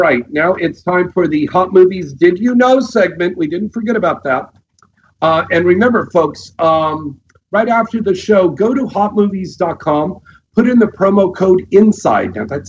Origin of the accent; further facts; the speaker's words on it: San Jose, California, United States; I'm from the Bay Area. Okay. Yeah, Santa Clara, San Jose.